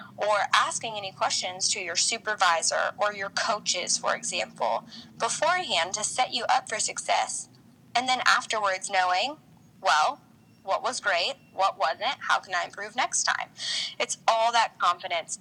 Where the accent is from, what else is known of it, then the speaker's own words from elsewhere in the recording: Nebraska, United States; I'm from Nebraska